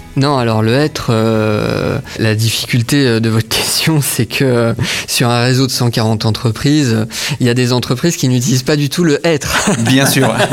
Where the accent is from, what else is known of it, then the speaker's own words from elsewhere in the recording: Saint-Dié-des-Vosges, Grand Est, France; also born or lived in Nancy; je suis de Saint-Dié-des-Vosges